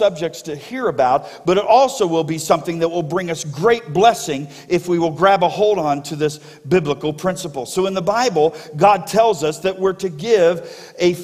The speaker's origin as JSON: {"language": "English", "region": "South Florida", "country": "United States", "tie": "born or raised there", "moved": "yes", "said": "I grew up in South Florida"}